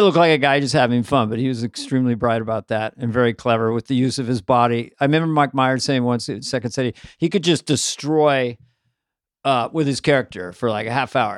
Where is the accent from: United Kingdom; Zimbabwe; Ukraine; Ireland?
Ireland; I'm Irish, so I got all these colloquial expressions